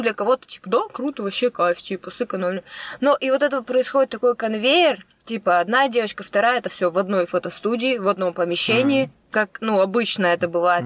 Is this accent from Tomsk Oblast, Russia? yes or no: no; Kostroma, Kostroma Oblast, Russia; moved away; я из Костромы